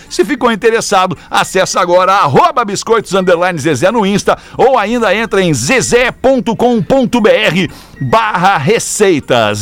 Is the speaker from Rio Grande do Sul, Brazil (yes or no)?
yes; Porto Alegre, Rio Grande do Sul, Brazil; bairro Bonfim, que é o bairro onde eu nasci, me criei e moro até hoje aqui em Porto Alegre